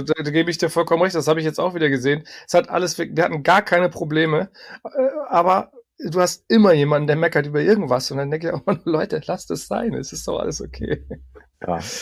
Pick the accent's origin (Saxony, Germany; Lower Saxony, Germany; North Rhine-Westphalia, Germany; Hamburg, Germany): Hamburg, Germany; moved away; also born or lived in Berlin; zurückgezogen in meine Geburtsstadt Hamburg